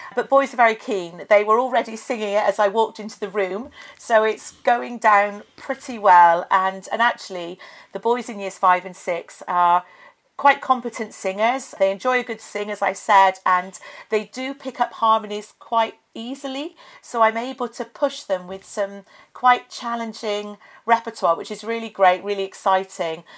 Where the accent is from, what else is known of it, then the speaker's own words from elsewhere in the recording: Forest of Dean, Gloucestershire, South West England, United Kingdom; I'm from Gloucestershire. I grew up in the Forest of Dean